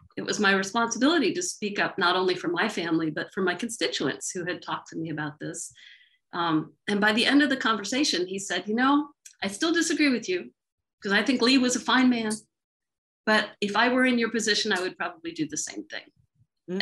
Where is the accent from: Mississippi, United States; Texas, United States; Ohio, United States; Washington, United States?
Mississippi, United States; now in Charlottesville, United States; I grew up in Mississippi, so well, I didn't grow up, but I, I spent most of my childhood in Mississippi